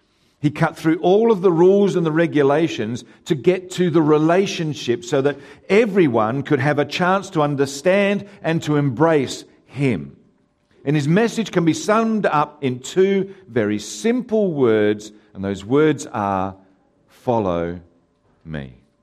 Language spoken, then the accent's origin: English; Haywards Heath, South East England, United Kingdom; born there; it's my goal to actually do a park run in the town that I was born in England, a town called Haywards Heath.